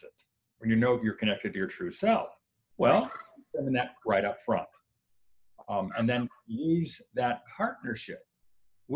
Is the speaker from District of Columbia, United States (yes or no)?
yes; Washington, District of Columbia, United States; moved away as an adult; now in Santa Barbara, United States; I grew up in the Washington, D.C. area